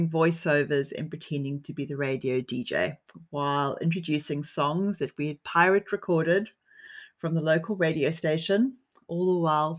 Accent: New Zealand; I'm from New Zealand

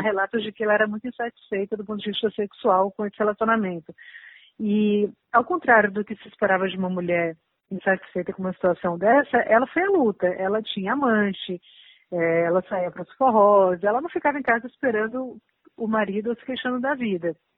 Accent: Fortaleza, Ceará, Brazil; now in São Paulo, Brazil; Eu sou do Nordeste, né? Eu sou, eu, eu nasci aqui em São Paulo, mas eu me criei em Fortaleza

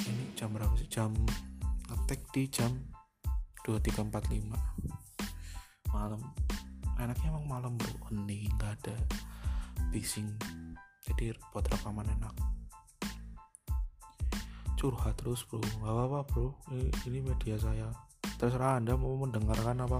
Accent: Purwokerto, Central Java, Indonesia; now in Jakarta, Indonesia; asli gua asalnya dari Purwokerto tinggal di Jakarta

